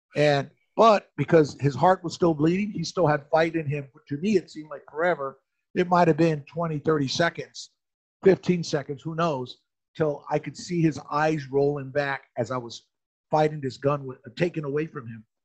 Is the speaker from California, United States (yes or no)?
no; Phoenix, Arizona, United States; since I'm from Phoenix, I didn't want to run into someone I went to high school